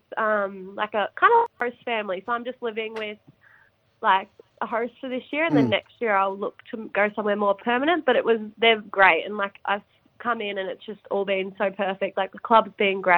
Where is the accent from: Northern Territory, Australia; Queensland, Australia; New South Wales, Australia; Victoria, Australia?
Victoria, Australia; Geelong; moved away as an adult; now in Sydney, Australia; It was Geelong, obviously, my hometown